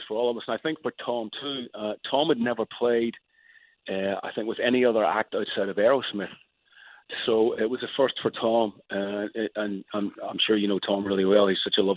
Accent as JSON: {"language": "English", "region": "Northern Ireland", "country": "United Kingdom", "tie": "born or raised there", "moved": "yes", "lives_now": "Los Angeles, United States", "said": "as a kid growing up in Northern Ireland"}